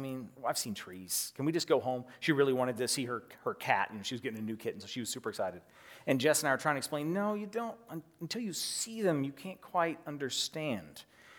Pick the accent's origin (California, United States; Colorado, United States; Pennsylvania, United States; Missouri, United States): California, United States; See, I grew up in the Redwoods. And so for me, I grew up hiking in the Redwoods.